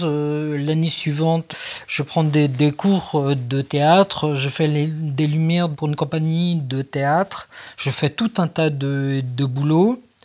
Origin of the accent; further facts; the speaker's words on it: France; on est français, on est hyper psychiatrisé